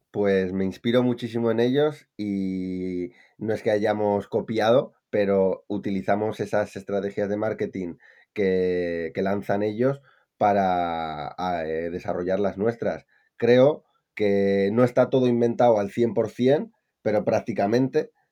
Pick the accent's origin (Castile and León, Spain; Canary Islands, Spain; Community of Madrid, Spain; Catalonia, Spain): Castile and León, Spain; Palencia; moved away as an adult; also born or lived in Valencia; Yo soy de Palencia con P y me fui a Valencia